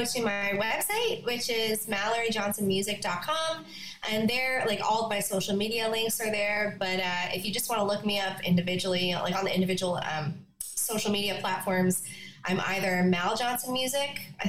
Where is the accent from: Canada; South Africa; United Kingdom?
Canada; Yellowknife, Northwest Territories; born there; I was born in Yellowknife. I was born in Yellowknife and screeched in.